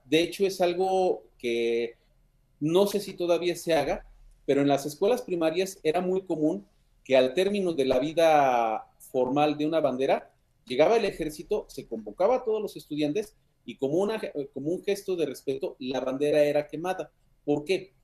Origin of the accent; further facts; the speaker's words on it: Mexico; todos los que somos mexicanos